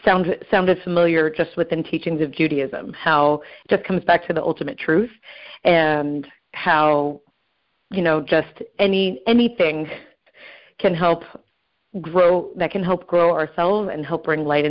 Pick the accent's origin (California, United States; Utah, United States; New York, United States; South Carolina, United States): California, United States; Southern; now in Brooklyn, United States; I am originally from Southern California, and I now live in Brooklyn